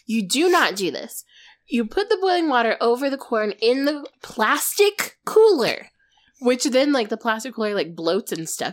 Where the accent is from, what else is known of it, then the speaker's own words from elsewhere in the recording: Arizona, United States; we're from Arizona